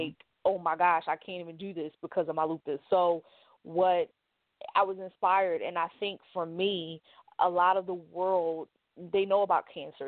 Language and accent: English; Philadelphia, Pennsylvania, United States; I am from North Philadelphia, born and raised